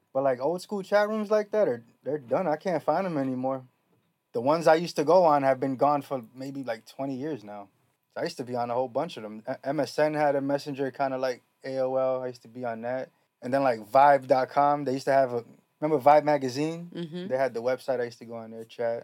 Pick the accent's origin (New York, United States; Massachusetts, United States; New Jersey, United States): New York, United States; I'm from New York, so we had all the slang